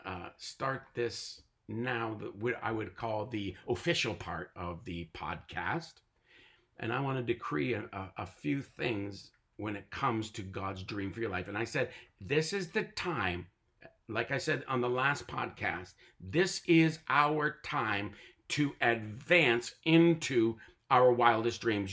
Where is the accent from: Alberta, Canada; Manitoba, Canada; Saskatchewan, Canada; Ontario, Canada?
Ontario, Canada; Tyendinaga Mohawk Territory; I was born and raised on the Tallinga Mohawk territory, and I am a native North American Mohawk